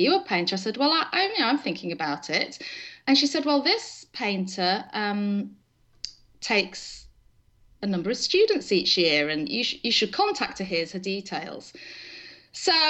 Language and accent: English; England, United Kingdom; moved away as an adult; now in Stillwater, United States; So I was born in England and married my husband there, raised our children there up until 2006